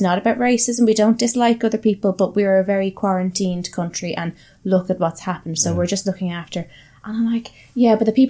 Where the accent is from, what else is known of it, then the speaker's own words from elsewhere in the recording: Ireland; I'm proud to be Irish. I like my country.